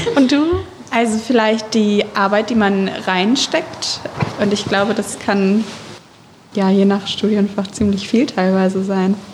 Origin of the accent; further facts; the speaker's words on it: East Frisia, Lower Saxony, Germany; ich komme aus Ostfriesland